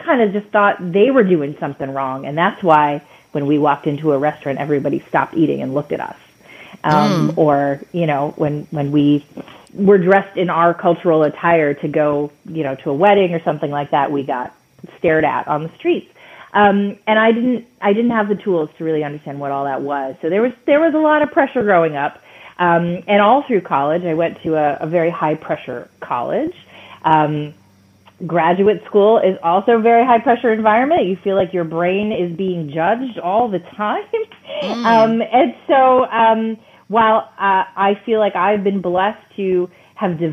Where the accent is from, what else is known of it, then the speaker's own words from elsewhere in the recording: Michigan, United States; I grew up in Michigan. I grew up in Michigan in an immigrant family